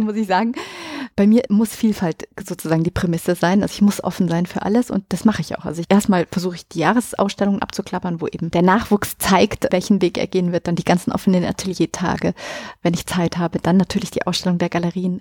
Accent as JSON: {"language": "German", "town": "Munich", "region": "Bavaria", "country": "Germany"}